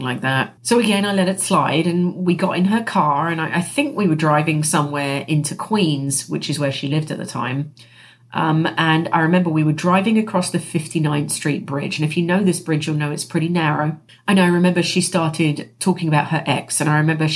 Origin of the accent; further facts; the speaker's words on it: England, United Kingdom; moved away as an adult; also born or lived in New York City, United States; by the time I was 27, I emigrated from the United Kingdom to the United States, and I lived in New York City. I lived there for 16 years, and I actually moved from England to the United States for love